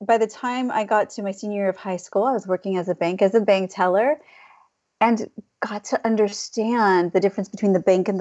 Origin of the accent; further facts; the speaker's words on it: California, United States; I went to a high school in California